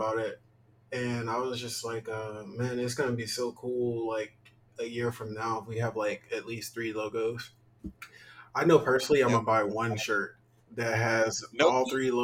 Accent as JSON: {"language": "English", "region": "Mississippi", "country": "United States", "said": "we're both from Mississippi"}